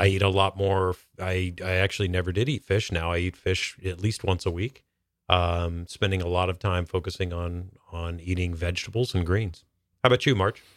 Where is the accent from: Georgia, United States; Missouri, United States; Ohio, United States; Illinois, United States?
Georgia, United States; North; now in Seattle, United States; I grew up in North Georgia